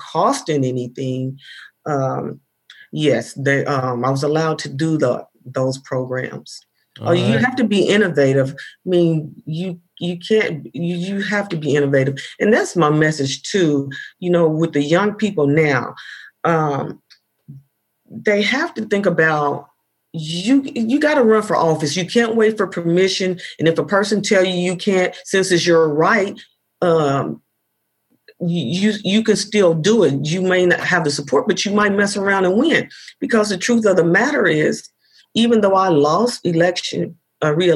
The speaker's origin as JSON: {"language": "English", "town": "Indianapolis", "region": "Indiana", "country": "United States", "tie": "born or raised there", "said": "I grew up in Indianapolis"}